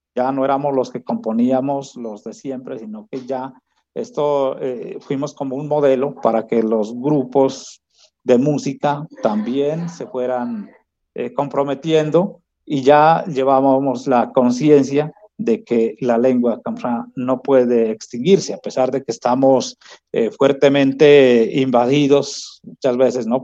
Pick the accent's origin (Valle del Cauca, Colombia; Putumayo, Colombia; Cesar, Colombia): Putumayo, Colombia; Kamëntšá people community; moved away; retorné aquí a mi comunidad, a mi pueblo